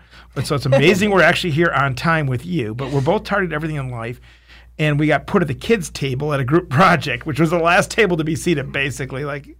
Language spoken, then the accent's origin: English; Detroit, Michigan, United States; I'm a boy from Detroit.